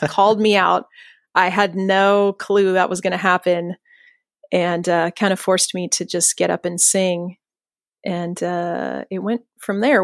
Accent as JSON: {"language": "English", "town": "Los Banos", "region": "California", "country": "United States", "tie": "born or raised there", "said": "I grew up in Central California in a town called Los Banos, which is really right in the middle of nowhere."}